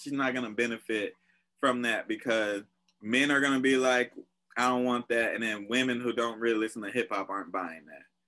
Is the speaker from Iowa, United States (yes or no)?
no; California, United States; I'm from Cali